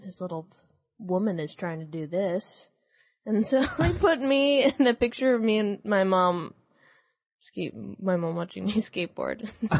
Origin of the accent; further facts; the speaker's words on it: San Jose, California, United States; Yeah, I'm from San Jose, which is more like the South Bay.